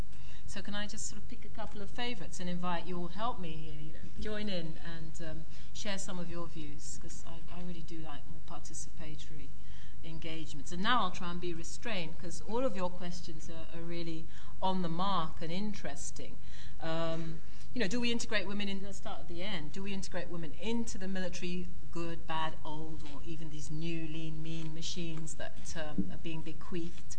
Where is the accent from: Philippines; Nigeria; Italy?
Nigeria; I'm Nigerian